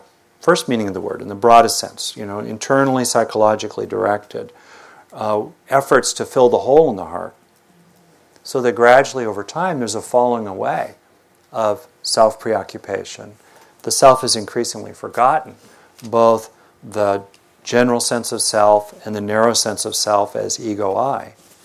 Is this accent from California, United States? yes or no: yes; Southern California, United States; I grew up in Southern California